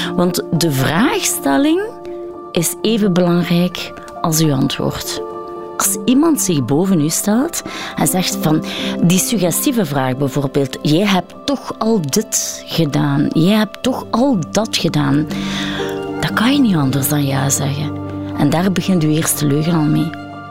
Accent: Belgium; also born or lived in India; Ik behoor bij de eerste generatie eigenlijk geadopteerde mensen binnen België. En dan zit het toch wel van, oh ja, ik ben de enige donkere in de klas.

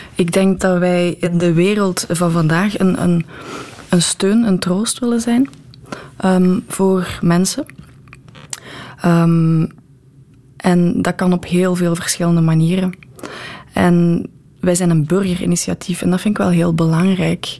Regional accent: Bree, Flanders, Belgium; ik ben van Bree afkomstig

